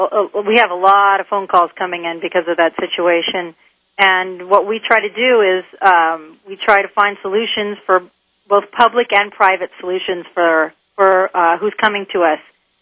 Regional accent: Southern California, United States; I grew up in Southern California

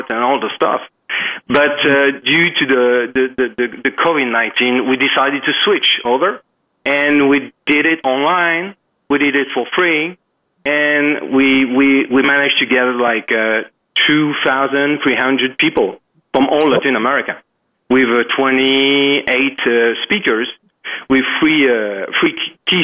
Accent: Paris, Île-de-France, France; moved away as an adult; now in Dominican Republic; I'm French. I come from Paris, and I live in Dominican Republic since 2008.

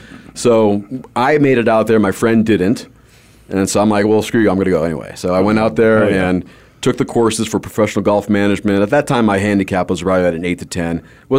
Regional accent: Los Angeles, California, United States; moved away; I grew up in Southern California in Los Angeles area, Northridge to be exact.

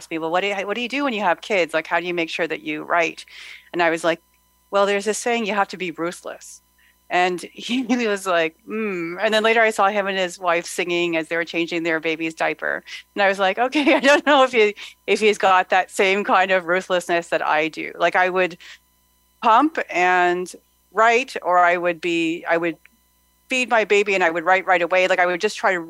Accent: Ottawa, Ontario, Canada

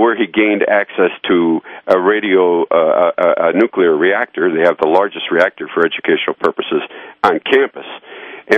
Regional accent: United States; I'm a Yank

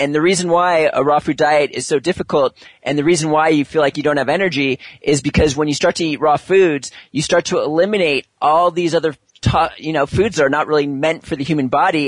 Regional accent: California, United States; moved away; also born or lived in New York City; I'm from California

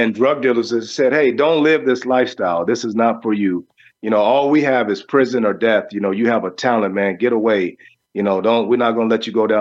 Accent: Los Angeles, California, United States; growing up in South Central L.A., it was all about the Raiders

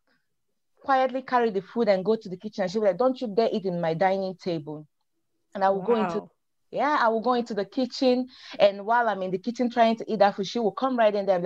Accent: Nigeria; moved away; I am originally from Nigeria, West Africa

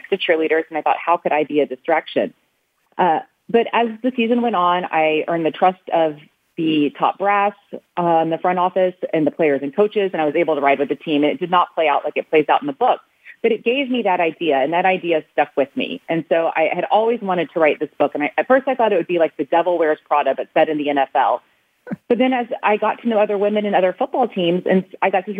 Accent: Houston, Texas, United States; I got a job with the Houston Texans, and I'm from Houston

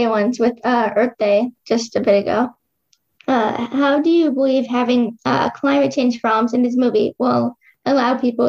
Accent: Iowa, United States; I'm Avalon from Iowa, and you are listening to Kids First Coming Attractions.

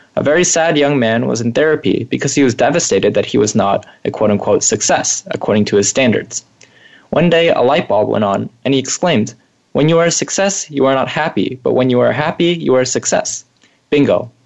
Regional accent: Bay Area, California, United States; growing up in the Bay Area

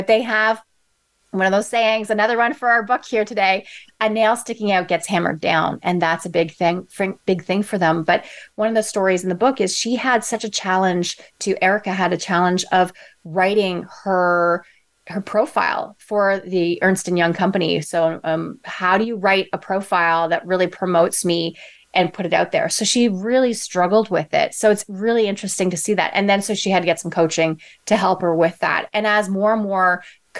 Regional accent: Toronto, Ontario, Canada; I'm from Toronto

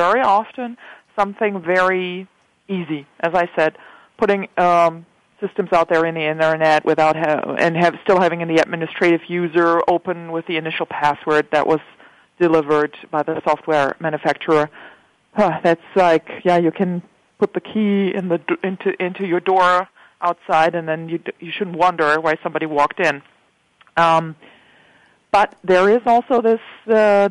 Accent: Germany; I'm a German. I come from Germany.

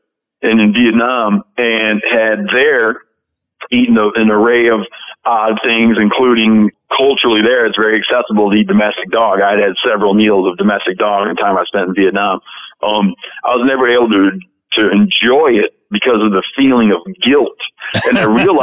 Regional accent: Michigan, United States; when I was a kid, I grew up in Michigan

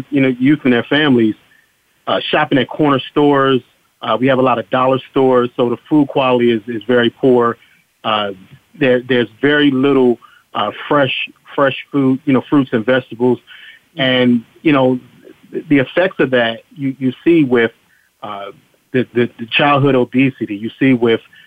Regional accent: Chester, Pennsylvania, United States; moved away as an adult; also born or lived in Philadelphia; I grew up here in my hometown

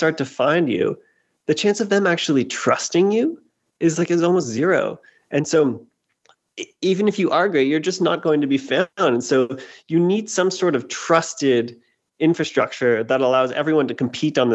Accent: Canada; moved away as an adult; now in United States; I'm originally Canadian. I moved down to the States in 2008 to work in investment banking

